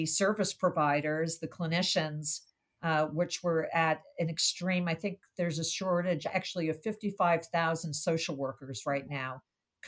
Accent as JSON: {"language": "English", "town": "Brookline", "region": "Massachusetts", "country": "United States", "tie": "born or raised there", "said": "here in my hometown in Brookline, Massachusetts"}